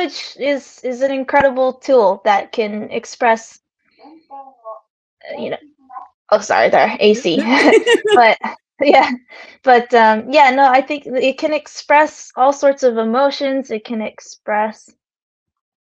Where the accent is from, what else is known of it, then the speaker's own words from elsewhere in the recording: United States; So I grew up in America.